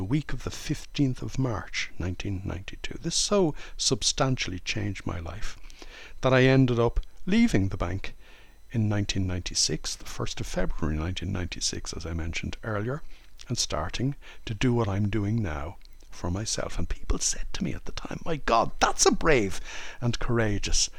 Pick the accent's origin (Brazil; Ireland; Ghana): Ireland; moved away as an adult; now in France; I was brought up in Holy Catholic Ireland in the 1960s